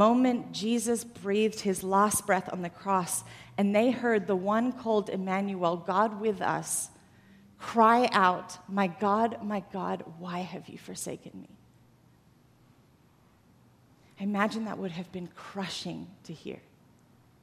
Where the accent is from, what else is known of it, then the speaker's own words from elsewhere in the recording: Australia; moved away as an adult; now in United States; I didn't actually grow up in the U.S. I grew up in Australia.